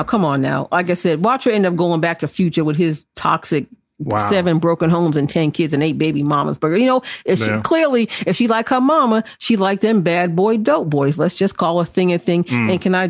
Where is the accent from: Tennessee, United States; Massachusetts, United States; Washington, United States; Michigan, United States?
Massachusetts, United States; Boston; Boston being town is my hometown.